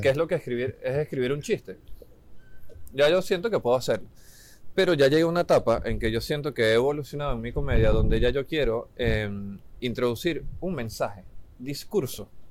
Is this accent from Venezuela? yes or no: yes; Venezuela; now in Chile